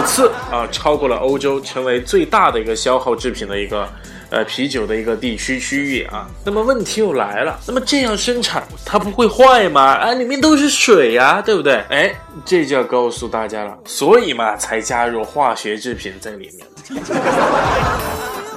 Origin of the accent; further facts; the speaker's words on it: China; 我们中国人